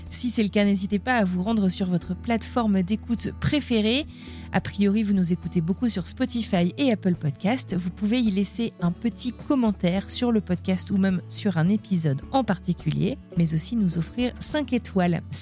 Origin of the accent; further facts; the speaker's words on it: northern France, France; Moi, je viens